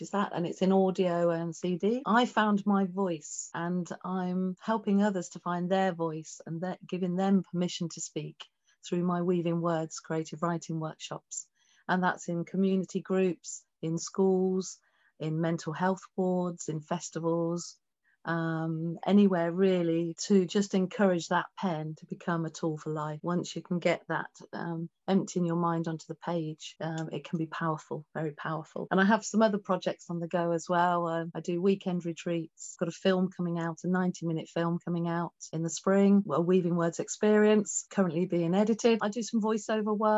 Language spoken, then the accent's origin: English; England, United Kingdom; also born or lived in Tripoli, Libya; I was born in Tripoli in Libya. And when we came back to England